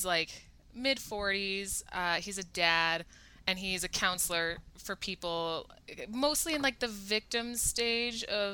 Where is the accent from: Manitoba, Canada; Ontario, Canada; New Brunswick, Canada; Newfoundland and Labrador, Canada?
Manitoba, Canada; Winnipeg; I'm from Winnipeg, small city